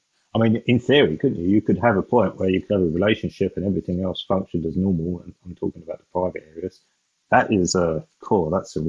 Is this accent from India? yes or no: no; England, United Kingdom; So I'm English